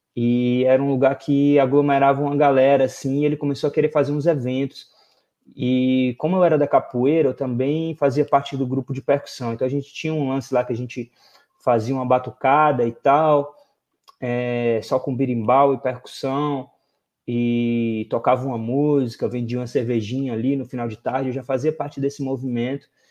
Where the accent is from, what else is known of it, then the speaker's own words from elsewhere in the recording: Fortaleza, Ceará, Brazil; also born or lived in Brasília; cresci em Fortaleza